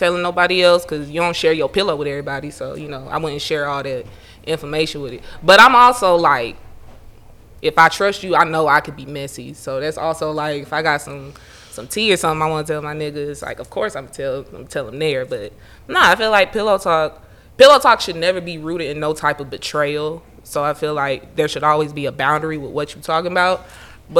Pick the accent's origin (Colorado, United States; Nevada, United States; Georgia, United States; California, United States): Georgia, United States; Atlanta; I am born and raised in Atlanta. I am from the east side of Atlanta, but I graduated on the south side.